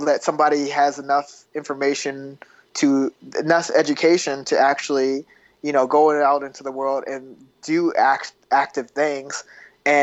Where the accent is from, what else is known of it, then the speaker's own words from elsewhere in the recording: Kansas City, Missouri, United States; I was born in Kansas City, Missouri, on the border of Missouri and Kansas